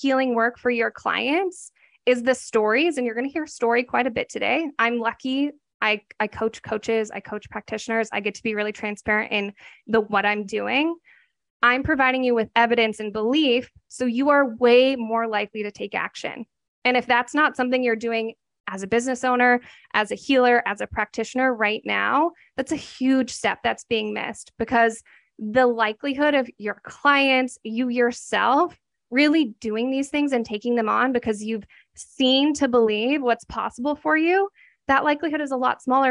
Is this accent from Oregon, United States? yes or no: yes; Oregon, United States; I'm from Oregon.